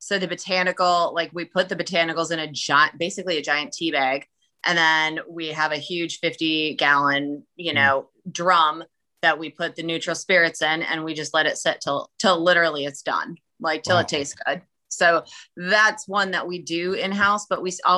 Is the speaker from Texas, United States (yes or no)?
no; Minnesota, United States; moved away; I'm originally a Minnesotan